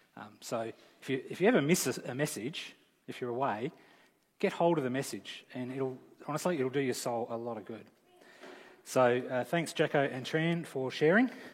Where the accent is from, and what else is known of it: Australia